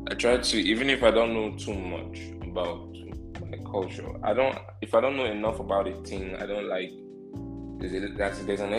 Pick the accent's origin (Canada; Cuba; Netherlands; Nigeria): Nigeria; I wouldn't say I wouldn't say I'm the typical or the average, you know, Nigerian man.